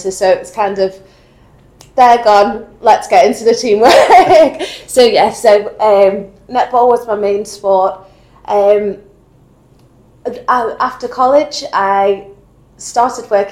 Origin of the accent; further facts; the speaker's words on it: Warrington, North West England, United Kingdom; moved away as an adult; now in Wirral, United Kingdom; I'm originally from Warrington